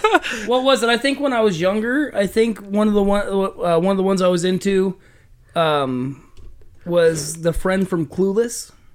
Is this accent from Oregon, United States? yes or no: yes; Oregon, United States; moved away; growing up where I grew up in Oregon.